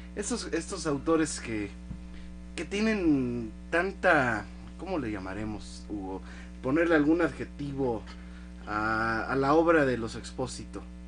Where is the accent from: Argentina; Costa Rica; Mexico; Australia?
Mexico; yo siento como, como mexicano